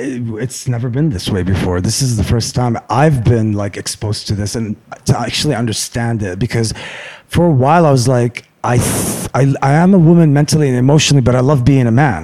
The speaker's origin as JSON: {"language": "English", "town": "Beirut", "region": "Beirut Governorate", "country": "Lebanon", "tie": "born or raised there", "also_born_or_lived": "Abu Dhabi, United Arab Emirates / Michigan, United States", "moved": "as an adult", "said": "I grew up in Lebanon until 21."}